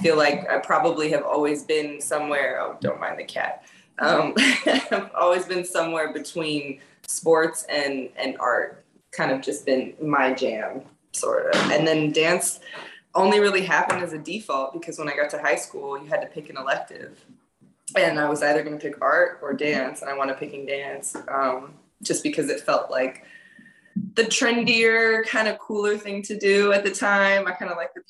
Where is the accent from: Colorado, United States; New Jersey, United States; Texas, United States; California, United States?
California, United States; the Bay; born or raised there; also born or lived in France / Los Angeles